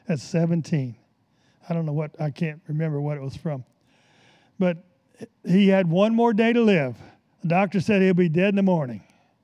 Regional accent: the South, United States; I came from the South, and the biggest church in the South is always the Baptist.

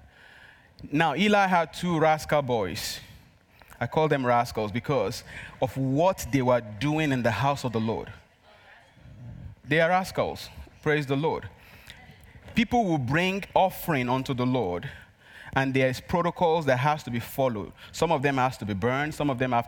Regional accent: Nigeria; accent: Nigerian; English is a second language; moved away; my Nigerian accent

